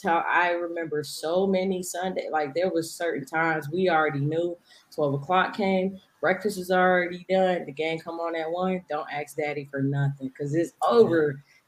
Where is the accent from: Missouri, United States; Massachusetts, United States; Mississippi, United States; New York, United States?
Massachusetts, United States; Boston; now in Atlanta, United States; originally I am from Boston. Born, raised. I'm from Dorchester. Most people, if you're from there, you know that I was born in Beth Israel Hospital. And me and my family, we moved down to Atlanta, Georgia.